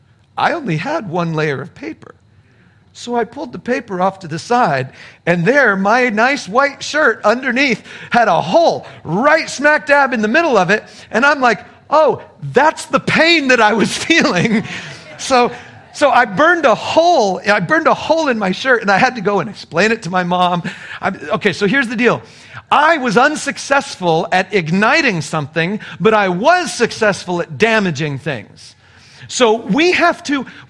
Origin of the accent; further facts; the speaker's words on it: southern California desert, United States; moved away; I was raised in California. The sun is pretty hot out there, and so I was in the southern part of the state in the desert